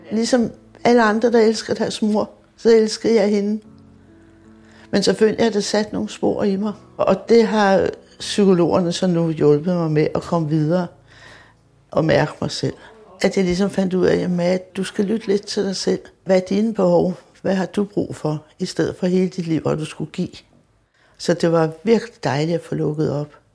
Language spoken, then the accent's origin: Danish; Copenhagen, Capital Region of Denmark, Denmark; jeg er født på Vesterbro